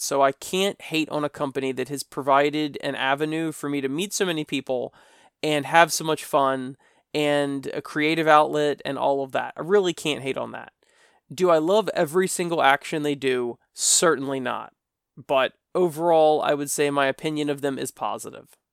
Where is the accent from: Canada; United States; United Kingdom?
United States; I'm from America